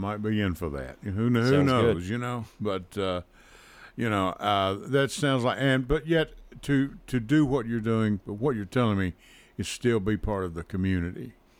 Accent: Kentucky, United States; moved away; I moved here in 1980 from Western Kentucky.

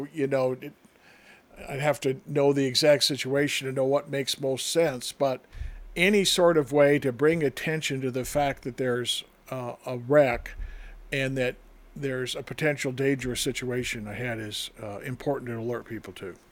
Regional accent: northern Wisconsin, United States; moved away; one time in my hometown, the snow and the drifts were so high that we could walk onto the roof of our school

